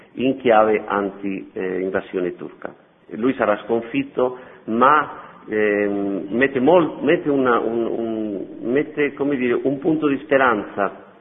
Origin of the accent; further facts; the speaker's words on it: Madrid, Community of Madrid, Spain; Italian is a second language; moved away as an adult; also born or lived in Albania; now in Rome, Italy; sono spagnolo, nato a Madrid